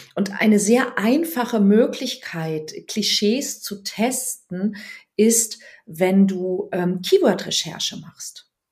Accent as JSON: {"language": "German", "town": "Weinheim", "region": "Baden-Württemberg", "country": "Germany", "tie": "born or raised there", "moved": "as an adult", "lives_now": "Hamburg, Germany", "said": "ich bin geboren in Weinheim an der Bergstraße. Das ist zwischen Darmstadt und Heidelberg und ähm, bin dort in einem 10.000 Seelen Kaff"}